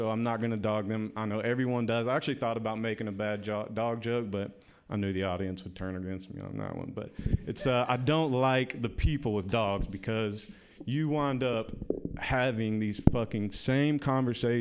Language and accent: English; the South, United States; now in San Francisco, United States; I am from the South